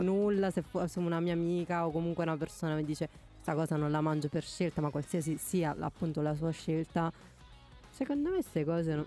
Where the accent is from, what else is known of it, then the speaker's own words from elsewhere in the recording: Campania, Italy; now in Parma, Italy; da campana